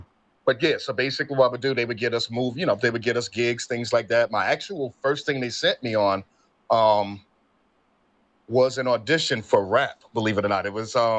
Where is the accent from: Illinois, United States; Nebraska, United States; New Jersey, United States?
New Jersey, United States; Newark; born and raised in Newark, New Jersey, graduate of Arts High School.